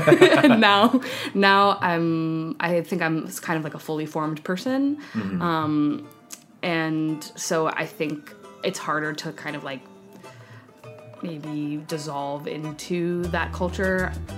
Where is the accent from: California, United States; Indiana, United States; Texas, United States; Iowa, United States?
California, United States; San Francisco; moved away as an adult; also born or lived in Redwood City, California; now in New York City, United States; I'm from the San Francisco Bay Area. Moved around a little bit within those parameters, but I started living in San Francisco proper, right in the heart of the city. I was born there.